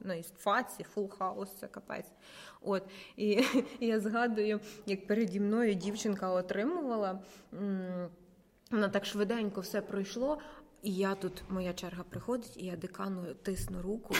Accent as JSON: {"language": "Ukrainian", "country": "Ukraine", "tie": "born or raised there", "moved": "as an adult", "lives_now": "Kyiv, Ukraine", "said": "з периферійних містечок, звідки я родом"}